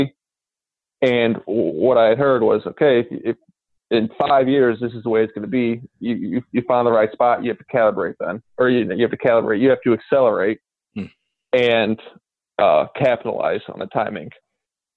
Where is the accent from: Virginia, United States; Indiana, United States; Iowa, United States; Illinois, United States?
Indiana, United States; Northwest; I'm from Northwest Indiana, basically right where the Chicago suburbs turn into Indiana cornfield. So not an actual ag background, but grew up in a rural area.